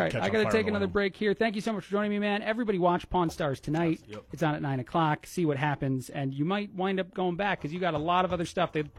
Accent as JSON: {"language": "English", "region": "East Coast", "country": "United States", "said": "we're Italian. We're from the East Coast."}